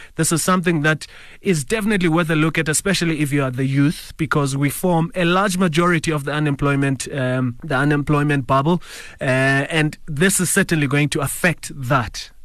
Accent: South Africa

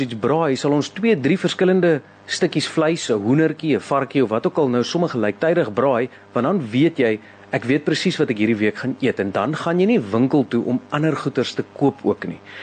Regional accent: South Africa; ons as Suid-Afrikaners

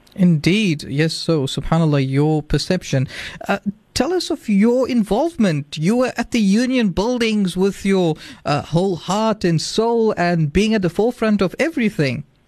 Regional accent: South Africa; our future as South African youth

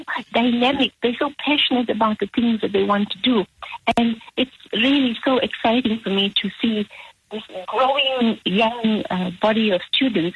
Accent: South Africa; I grew up in South Africa

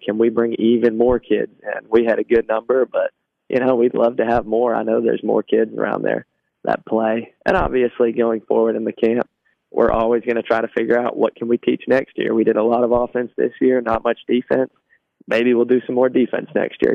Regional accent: Trousdale County, Tennessee, United States; also born or lived in Cookeville, Tennessee; I grew up in Trousdale County, so that's a, about an hour away.

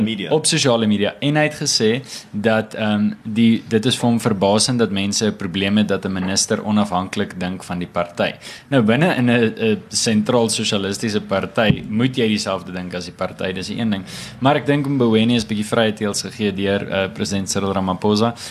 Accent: South Africa; ons as jong Af Afrikaners

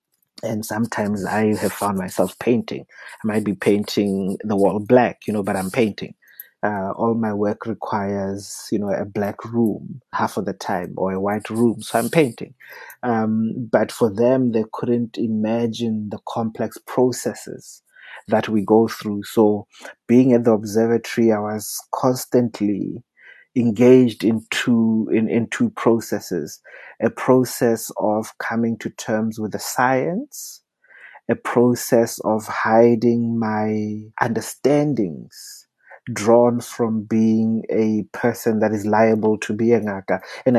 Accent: South Africa; I also entered it as a South African who does not shy away from difficult conversations.

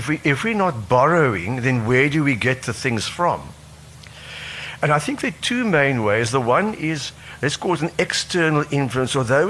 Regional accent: Cape Province, South Africa; born there; No, but I was born in the Cape.

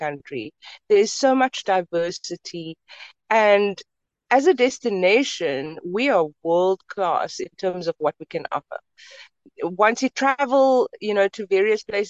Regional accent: Cape Town, Western Cape, South Africa; I grew up in the Cape Flats

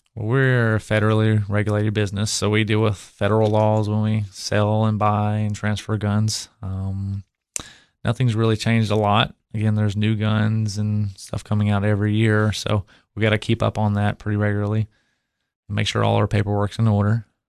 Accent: Cookeville, Tennessee, United States; I grew up in Cookville

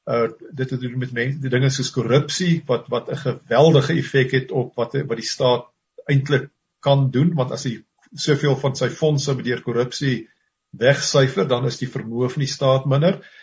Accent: South Africa; ons as as as blanke Suid-Afrikaners

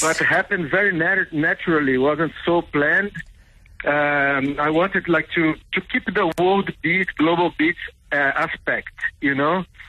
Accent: Cachoeiro de Itapemirim, Espírito Santo, Brazil; also born or lived in United States / Mozambique / South Africa; now in Berlin, Germany; I grew up in Brazil, in southeast of Brazil. Uh, Espírito Santo is the province, is near Rio de Janeiro.

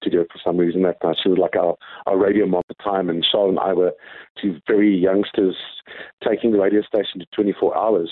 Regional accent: Gqeberha, Eastern Cape, South Africa; moved away; you guys are going to see my hometown

